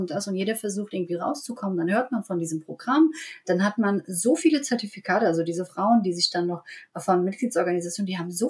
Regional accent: Germany; ich bin in Deutschland aufgewachsen und ähm, ähm, habe immer hier gelebt

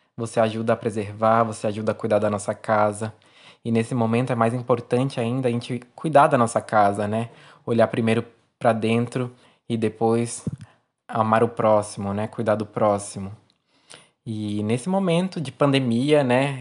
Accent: São Sebastião, São Paulo, Brazil; eu sou natural daqui da cidade de São Sebastião, litoral norte do estado de São Paulo.

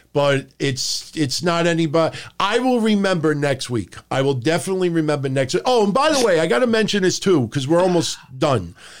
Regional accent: New York City, New York, United States; I'm from Howard Beach

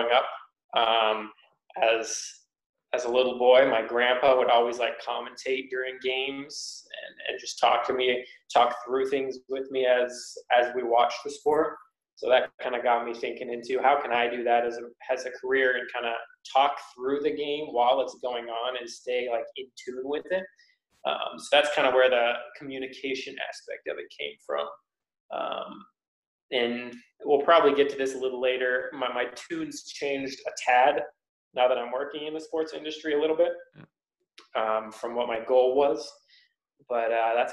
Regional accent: Tacoma, Washington, United States; I grew up in Tacoma, Washington, which is a little bit south of Seattle

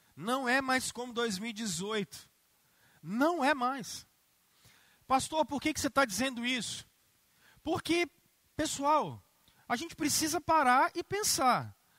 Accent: Brazil; nós que somos brasileiros

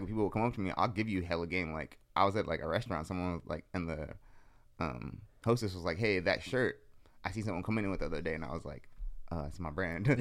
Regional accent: San Jose, California, United States; I'm from the East Side of San Jose.

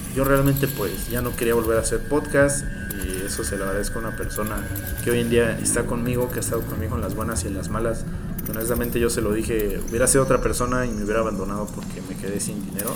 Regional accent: Mexico; en mi país

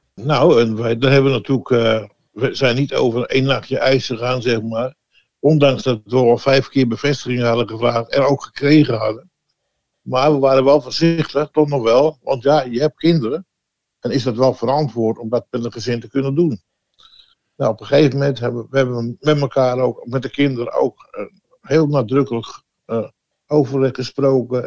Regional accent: Amsterdam, North Holland, Netherlands; also born or lived in Oostzaan; now in Heerde, Netherlands; Ik ben geboren 73 eh, jaar geleden in Ozaan, dat is eh, ja, aan de rand van Amsterdam

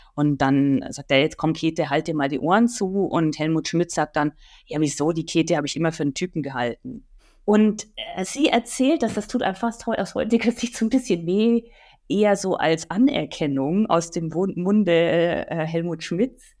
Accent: Nuremberg, Bavaria, Germany; meiner Geburtsstadt Nürnberg

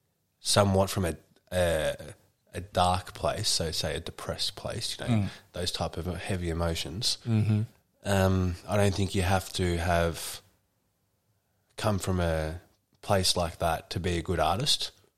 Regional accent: Greensboro, North Carolina, United States; born there; I was born in Greensboro, just in a church.

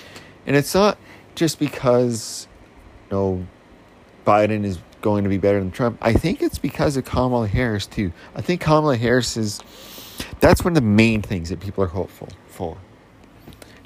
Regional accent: Canada; We're Canadian

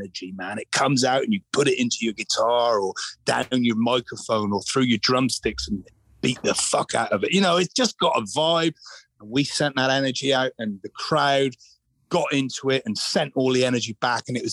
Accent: Glastonbury, South West England, United Kingdom; I grew up in Glastonbury Town

